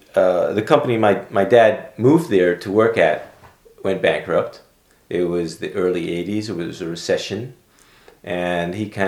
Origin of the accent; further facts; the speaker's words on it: Amsterdam, North Holland, Netherlands; born there; Yeah, I was born in Amsterdam, Holland. In 1964, November 1964. My father is Dutch, and my mother was from Aruba in the Caribbean.